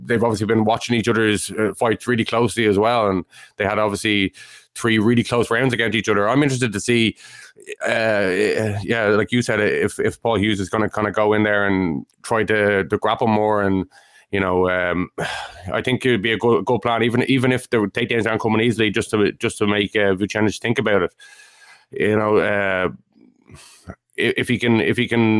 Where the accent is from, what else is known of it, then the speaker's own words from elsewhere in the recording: Ireland; we're Irish